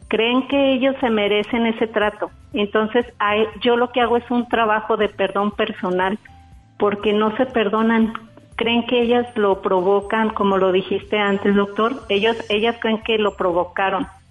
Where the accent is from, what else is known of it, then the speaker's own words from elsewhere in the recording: Guadalajara, Jalisco, Mexico; soy de Guadalajara.